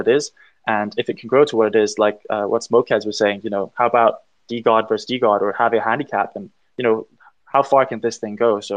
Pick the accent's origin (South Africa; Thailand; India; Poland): Thailand; also born or lived in United Kingdom; we're actually all from Thailand, but we're all internationally educated